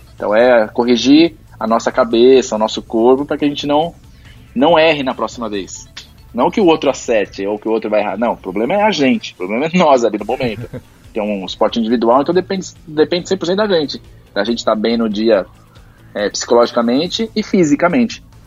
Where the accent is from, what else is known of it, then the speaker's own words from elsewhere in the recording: Santo André, São Paulo, Brazil; eu sou de Santo André